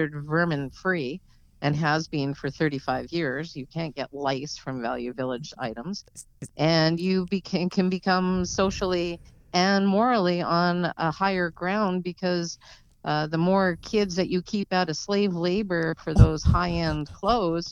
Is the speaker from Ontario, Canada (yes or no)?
no; Calgary, Alberta, Canada; I grew up, A.K.A., yeah, just on the outskirts of downtown.